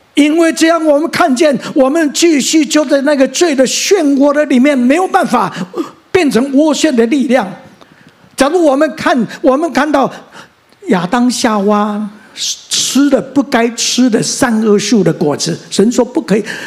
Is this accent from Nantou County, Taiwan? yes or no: yes; Mingjian, Nantou County, Taiwan; also born or lived in Xinwu Township, Taoyuan; 我生在南投乡的大战爆发那一年，我生在南投乡的民间村的乡下。而我生下来，我上面有四个哥哥，然后一个姐姐